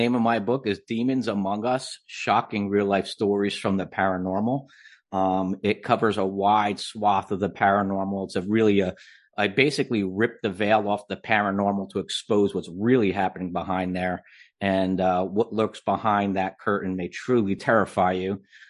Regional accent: New Jersey, United States; Well, I've been writing since a little kid, and I grew up in New Jersey.

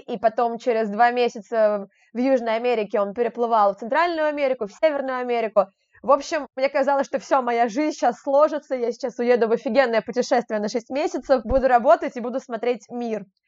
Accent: Moscow, Russia; сама я из Москвы

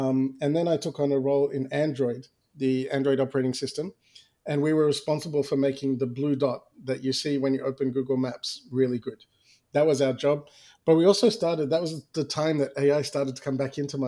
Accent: Australia; moved away; I was born and raised in Australia

